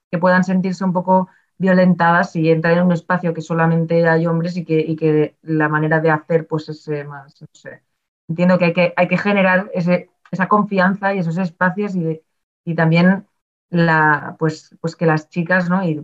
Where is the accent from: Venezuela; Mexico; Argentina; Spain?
Spain; Barcelona, Catalonia; Yo es que vengo de Barcelona.